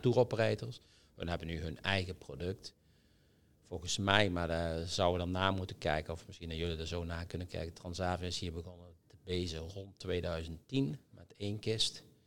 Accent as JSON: {"language": "Dutch", "country": "Netherlands", "said": "wij als Nederlanders"}